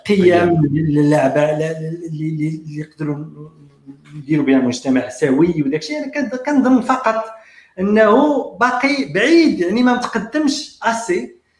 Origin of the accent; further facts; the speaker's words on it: Morocco; انا مغربي